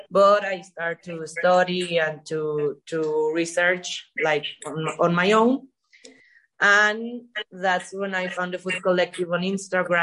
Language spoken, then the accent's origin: English; Mexico; I'm from Mexico.